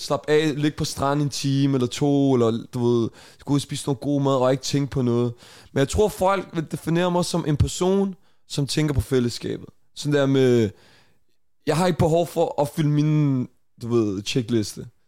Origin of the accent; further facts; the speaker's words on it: Denmark; vi er fra Danmark